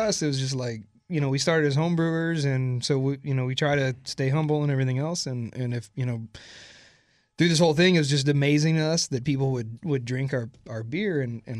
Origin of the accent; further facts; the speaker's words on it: Houston, Texas, United States; we grew up in the Houston area. What part? Kingwood.